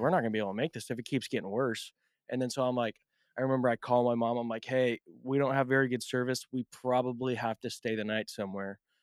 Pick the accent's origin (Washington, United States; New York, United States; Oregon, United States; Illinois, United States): Oregon, United States; Portland; I'm from Portland